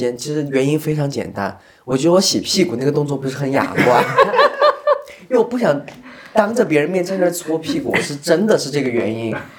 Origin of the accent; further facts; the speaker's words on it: southern China, China; 我是南方人，我也要去。